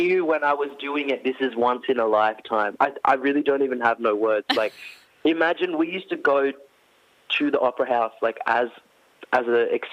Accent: Orange, New South Wales, Australia; growing up in Orange, like regional Australia

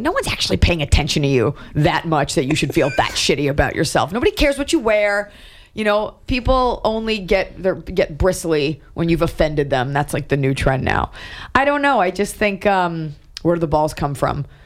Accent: New York, United States; moved away; also born or lived in Los Angeles; I was born in New York. My family's from there.

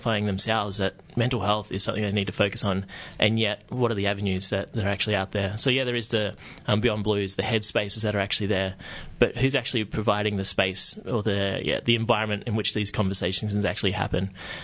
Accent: Tamworth, New South Wales, Australia; I grew up in Tamworth in New South Wales

